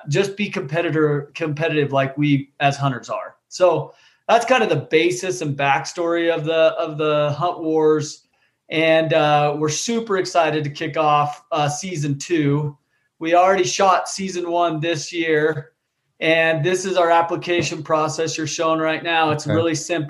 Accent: Utah, United States; I grew up hunting. I'm from Utah out here west

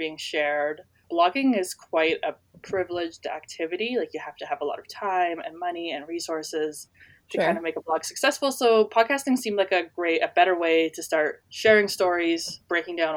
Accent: Chilliwack, British Columbia, Canada; now in Prince George, Canada; So I grew up in Chilliwack or the Sumas area.

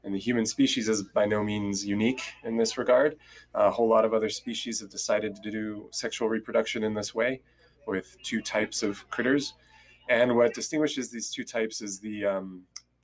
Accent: Southern California, United States; I'm originally from Southern California, and that's where I live now

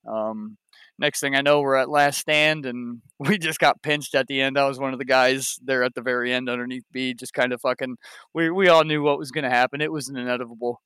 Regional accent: Ohio, United States; I'm from Ohio myself

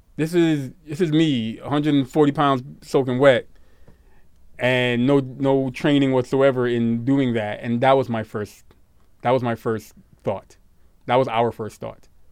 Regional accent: New York City, New York, United States; growing up in Brooklyn

